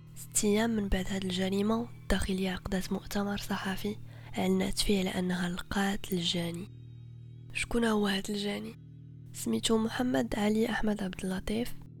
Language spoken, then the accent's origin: Arabic; Morocco; عندنا في المغرب